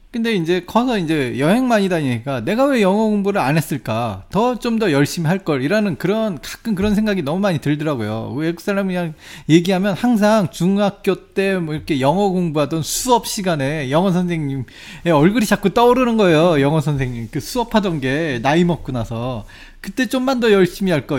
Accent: South Korea; 내가 한국 사람이잖아요

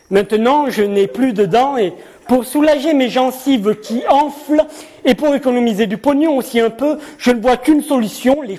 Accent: Nouvelle-Aquitaine, France; j'ai grandi dans le Nord Gironde, donc entre Blaye et Saint-Émilion. Et je suis arrivé en Béarn il y a un peu plus d'un an maintenant

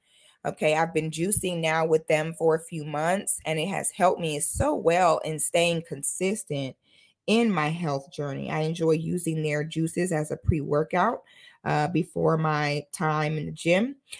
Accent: Florida, United States; I am a Florida girl, honey. I'm a Florida girl from head to my toe. I grew up barefoot on the St. John's River in the middle of the Ocala National Forest.

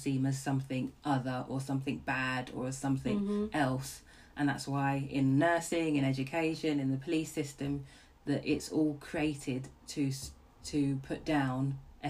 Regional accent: London, United Kingdom; I grew up in Camden

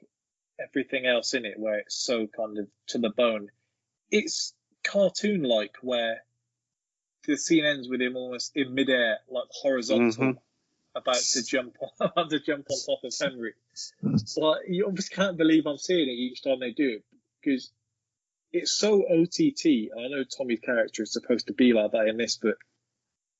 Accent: Brockworth, South West England, United Kingdom; I am from Brockworth.

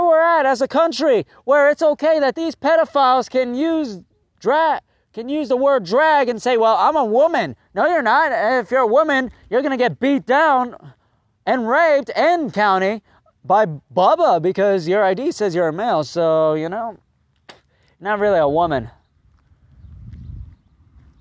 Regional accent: United States; I'm an American

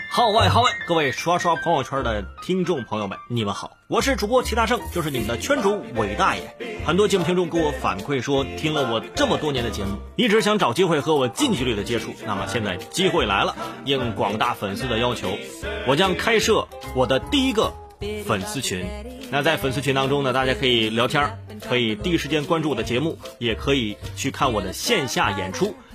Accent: China; 我们中国人

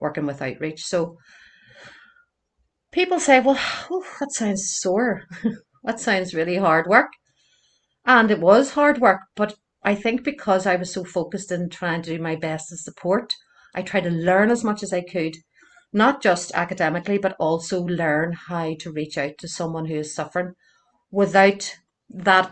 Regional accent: Belfast, Northern Ireland, United Kingdom; I grew up in North Belfast, and I'm still here.

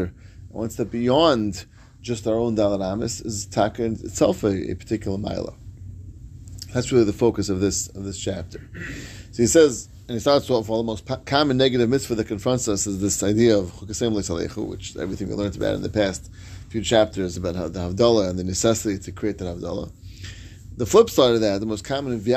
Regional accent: New York, United States; moved away; as a New Yorker

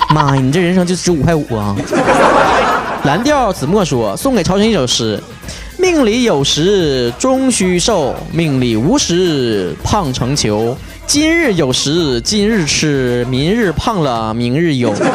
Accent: Northeast China, China; accent: Northeastern Mandarin (东北话); 我除了会说东北话

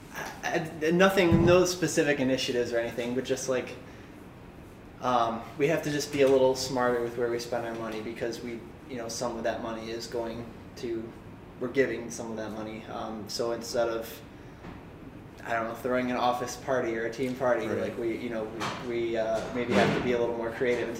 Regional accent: Livonia, Michigan, United States; I'm from here. I'm from Livonia

